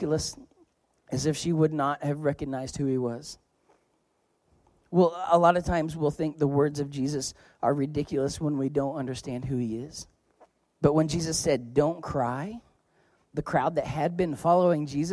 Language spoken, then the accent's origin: English; Oklahoma, United States; I'm from Oklahoma